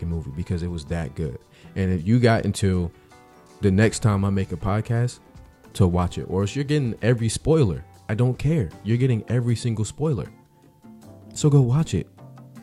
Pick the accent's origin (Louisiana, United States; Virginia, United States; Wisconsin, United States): Virginia, United States; Richmond; moved away as an adult; also born or lived in Clovis, New Mexico / Albuquerque, New Mexico; now in North Carolina, United States; Born and raised in Richmond, Virginia